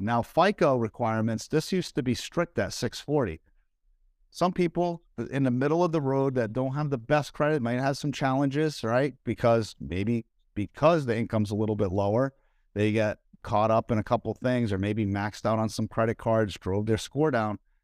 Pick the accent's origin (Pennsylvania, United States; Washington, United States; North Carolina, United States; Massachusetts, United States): Massachusetts, United States; Northeast, central; moved away; I'm from the Northeast, as many of you guys know that are watching here, and where I, where I lived, it was in central Massachusetts